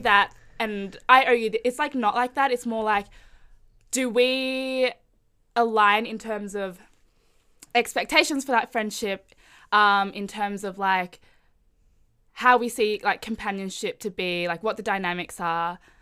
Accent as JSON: {"language": "English", "town": "Melbourne", "region": "Victoria", "country": "Australia", "tie": "born or raised there", "said": "I am Indonesian Chinese, but grew up in Melbourne"}